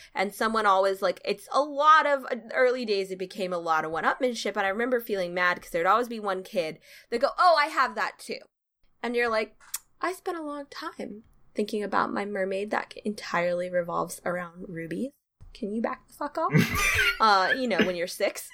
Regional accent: the South, United States; I am from the South

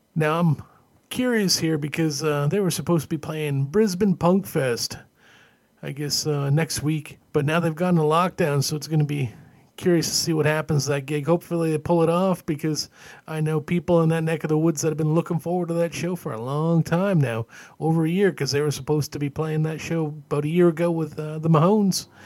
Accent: Canada; Growing up in Canada

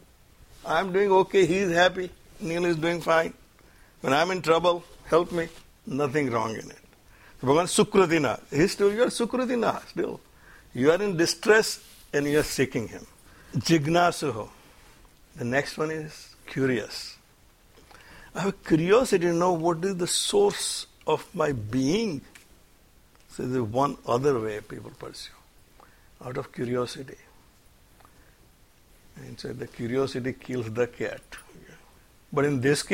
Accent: India; now in United States; I come from India

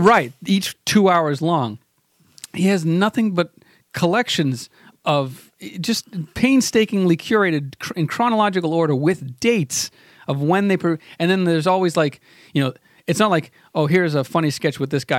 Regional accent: Boston, Massachusetts, United States; I'm from Boston. I'm just a simple Bostonian

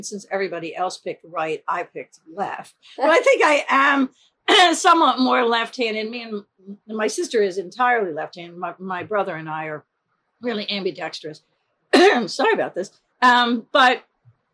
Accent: Glenside, Pennsylvania, United States; born or raised there; also born or lived in Philadelphia, Pennsylvania

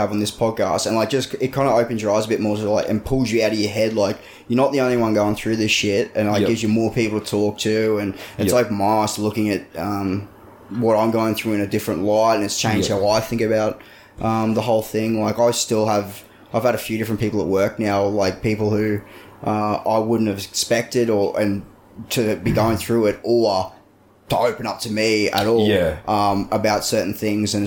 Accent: Hervey Bay, Queensland, Australia; my hometown of Hervey Bay near Woodgate

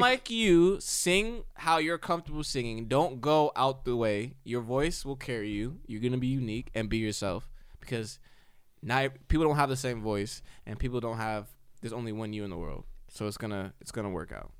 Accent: United States

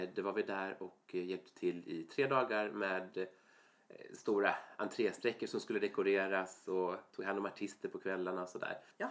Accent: Falkenberg, Halland County, Sweden; jag är uppvuxen i Falkenberg sen jag var mm. liten

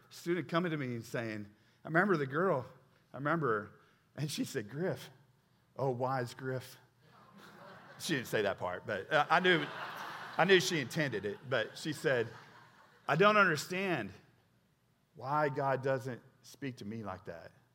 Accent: Oklahoma, United States; moved away; when I first came here, I'm from Oklahoma

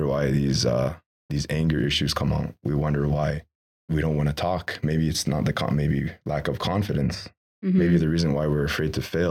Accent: Kahnawake, Quebec, Canada; I'm from Ganawage

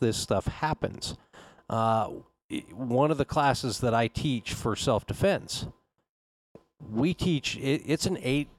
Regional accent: Wyoming, United States; Dude, I'm from Wyoming.

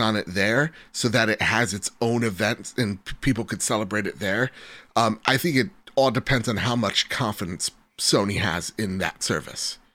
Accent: United States; I'm American

